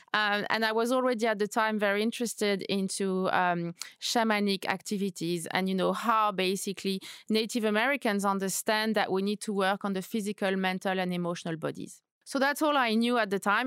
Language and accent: English; Paris, Île-de-France, France; moved away as an adult; also born or lived in New York / Madrid; now in London, United Kingdom; So I am French. I was born and raised in Paris